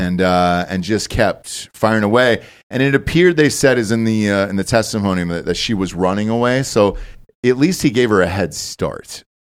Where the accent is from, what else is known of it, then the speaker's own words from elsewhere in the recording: Georgia, United States; moved away as an adult; also born or lived in North Carolina / Los Angeles; I grew up in Georgia my entire life